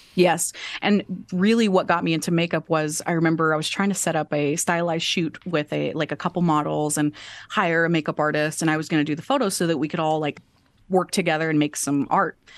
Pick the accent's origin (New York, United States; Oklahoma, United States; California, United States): Oklahoma, United States; Enid; now in Oklahoma City, United States; originally I'm from a little small town called Enid, Oklahoma